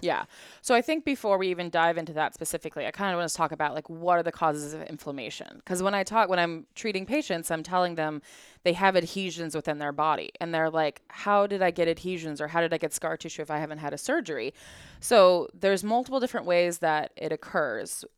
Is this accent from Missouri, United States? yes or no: no; Colorado, United States; I grew up in Colorado in a ski town